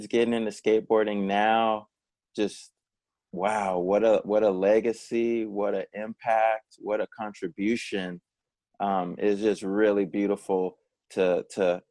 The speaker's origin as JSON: {"language": "English", "town": "San Jose", "region": "California", "country": "United States", "tie": "born or raised there", "said": "growing up in San Jose, California"}